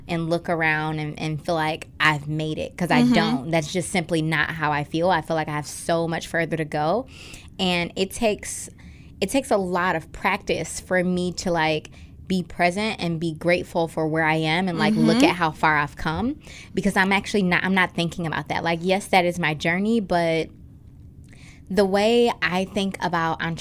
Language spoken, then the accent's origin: English; Detroit, Michigan, United States; growing up in Detroit